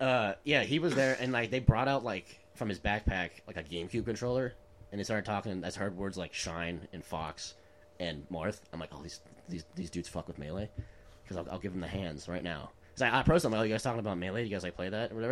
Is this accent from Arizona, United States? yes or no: yes; Arizona, United States; Sean and I both were born and raised in Arizona.